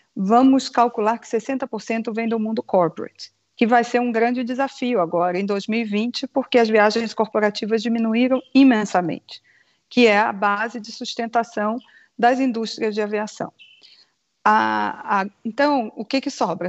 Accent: Rio de Janeiro, Brazil; moved away; Eu sou carioca, exilada pelo mundo já

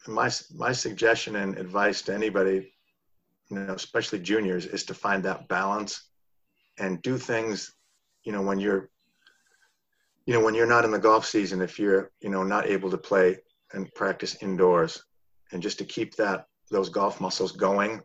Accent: Union, Maine, United States; also born or lived in Connecticut; I basically moved from Connecticut when I was 7 years old up in Union, Maine

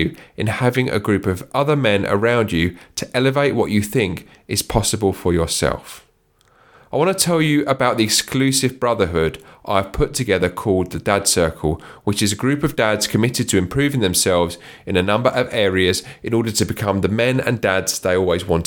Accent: London, United Kingdom; I grew up in Southeast London

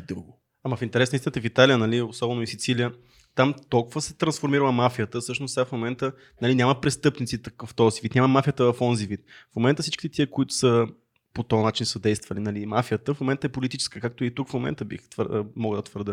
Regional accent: Sofia, Sofia City, Bulgaria; Аз съм израснал в Надежда

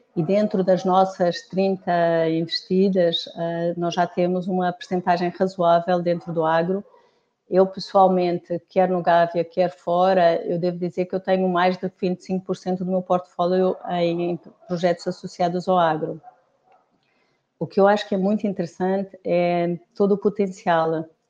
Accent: Portugal; eu sou portuguesa

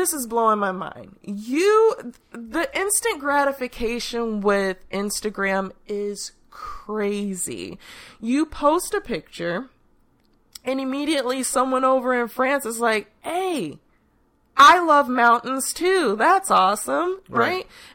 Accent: Chicago, Illinois, United States; I remember growing up in Chicago

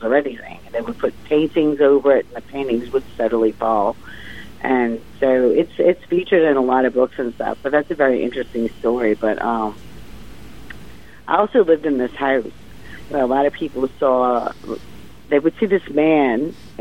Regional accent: New Orleans, Louisiana, United States; moved away; also born or lived in Connecticut; I'm from New Orleans. I lived in Connecticut for about 10 years

